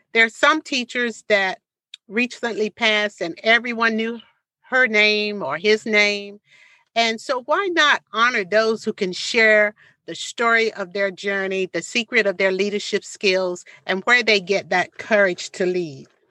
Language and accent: English; Portsmouth, Virginia, United States; this hometown because this is where my parents raised me